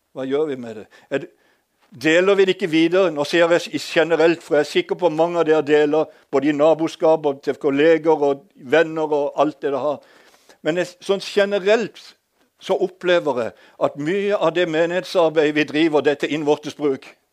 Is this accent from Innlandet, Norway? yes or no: yes; Hadeland, Innlandet, Norway; accent: Eastern Norwegian; moved away; also born or lived in Sørlandet; Jeg er født på et gamlehjem på Hadeland